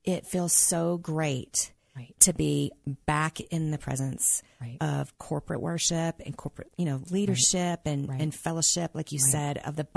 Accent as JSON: {"language": "English", "region": "the South", "country": "United States", "tie": "born or raised there", "said": "growing up in the South"}